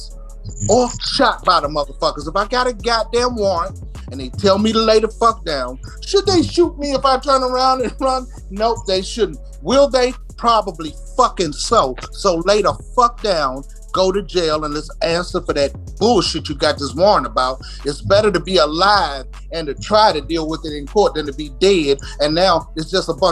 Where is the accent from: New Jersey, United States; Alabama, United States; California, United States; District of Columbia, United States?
District of Columbia, United States; Washington; I grew up in Southeast goddamn D.C.